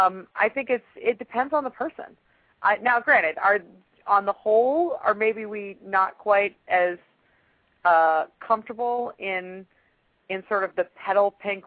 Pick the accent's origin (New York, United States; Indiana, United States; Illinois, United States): Illinois, United States; Chicago; now in Atlanta, United States; I mean, I'm in Atlanta. I'm originally from Chicago. And I've now been in Atlanta long enough to realize that, you know, stuff is different in the South sometimes.